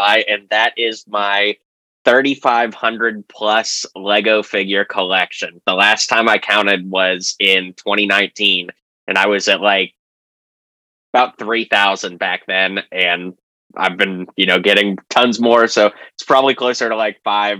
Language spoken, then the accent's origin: English; just south of Pittsburgh, Pennsylvania, United States; moved away as an adult; also born or lived in Nashville, Tennessee; I grew up just south of Pittsburgh, Pennsylvania. And I lived there till I was 18 before moving to Nashville to attend Belmont University